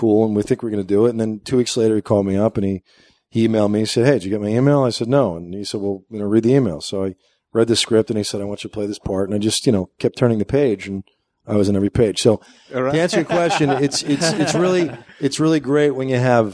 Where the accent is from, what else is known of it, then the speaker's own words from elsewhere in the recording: New Jersey, United States; moved away as an adult; also born or lived in New York City; I grew up just outside of New York City and in New Jersey. I'm from Jersey.